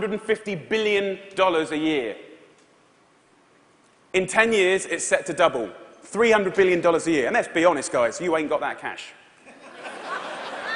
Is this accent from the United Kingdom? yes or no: yes; Essex, East of England, United Kingdom; I'm from Essex in England